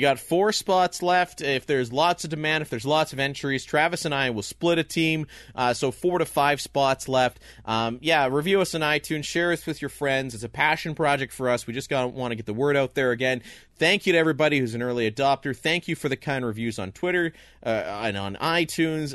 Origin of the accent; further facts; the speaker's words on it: Canada; there's not many guys that are more proud to be Canadian than the two of us